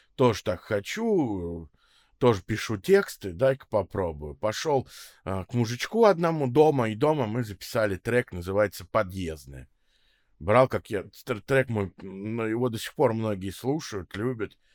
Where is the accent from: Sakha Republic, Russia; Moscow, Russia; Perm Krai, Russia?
Moscow, Russia; also born or lived in Israel; я родился в Москве, родился в Кузьминках, вот потом большую часть времени живу в Строгино